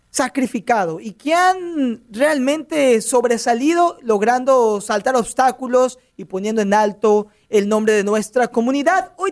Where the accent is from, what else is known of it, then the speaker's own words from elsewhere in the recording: Mexico; Se de una cuenta que soy mexicano